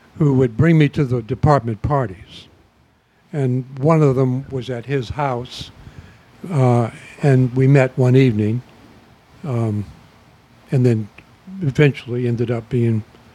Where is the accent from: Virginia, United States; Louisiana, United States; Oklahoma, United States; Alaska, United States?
Louisiana, United States; New Orleans; Yeah, I'm from New Orleans.